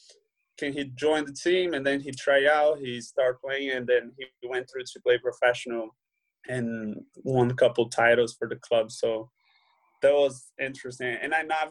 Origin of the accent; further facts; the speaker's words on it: Brazil; English is a second language; moved away as an adult; also born or lived in Peoria, Illinois, United States; now in Switzerland; I grew up playing soccer in Brazil